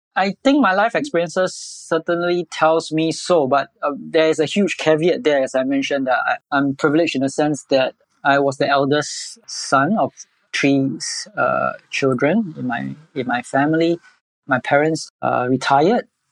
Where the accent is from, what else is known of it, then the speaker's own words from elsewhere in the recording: Singapore; I'm born and bred in Singapore all my life.